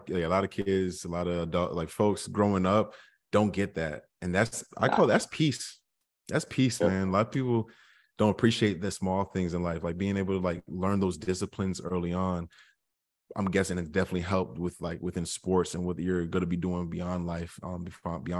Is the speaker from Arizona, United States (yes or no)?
no; North of New York, United States; I'm from the North of New York